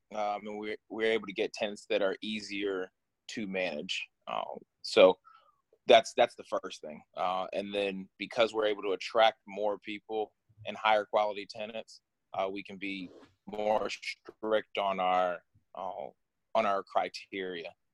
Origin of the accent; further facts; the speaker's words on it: Ohio, United States; moved away as an adult; now in Washington, DC, United States; I grew up here in Ohio. Actually, not here because uh, I left Ohio just about two weeks ago. Uh, just moved out here to DC